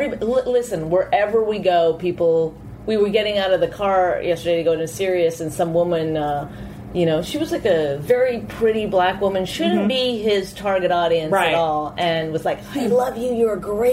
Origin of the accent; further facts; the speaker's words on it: Canada; I'm Canadian.